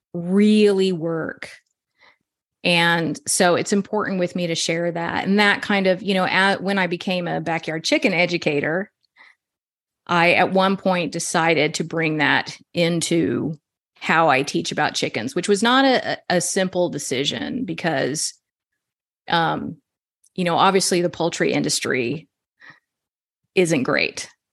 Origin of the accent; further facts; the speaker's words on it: Texas, United States; I'm from Texas